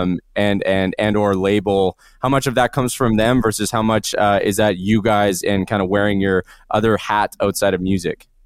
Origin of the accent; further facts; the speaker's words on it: Canada; being a Canadian band